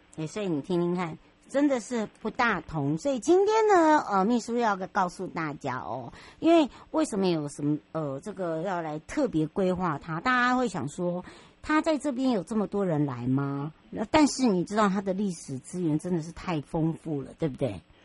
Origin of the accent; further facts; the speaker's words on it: Huadong Valley, Taiwan; 我的故乡花东纵谷